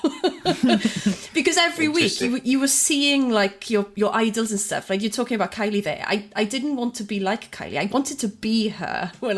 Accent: Aberystwyth, Wales, United Kingdom; I grew up in Aberystwyth

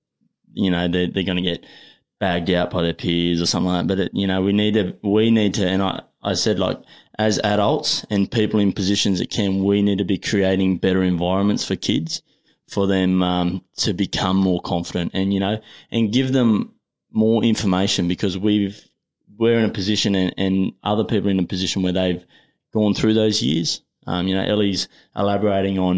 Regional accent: Australia; also born or lived in New Zealand; I've come from the bush.

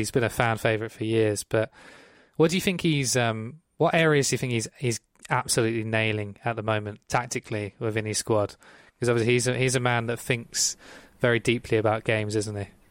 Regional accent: Ipswich, East of England, United Kingdom; I'm from Ipswich

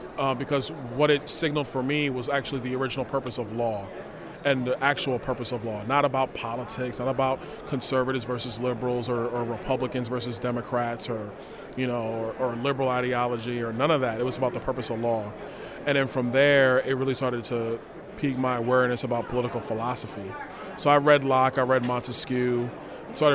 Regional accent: New York City, New York, United States; moved away as an adult; also born or lived in Tallahassee, Florida; now in Naples, United States; We grew up in Crown Heights, Brooklyn

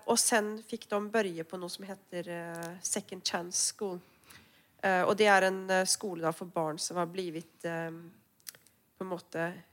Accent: Norway; now in Sweden; jeg kommer jo fra Norge

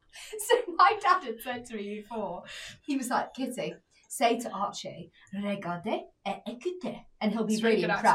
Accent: England, United Kingdom; we're English.

